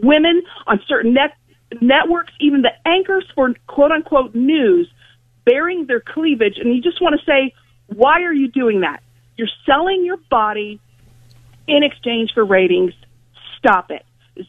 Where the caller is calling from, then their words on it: Ohio, United States; Good morning, Bob. Ohio.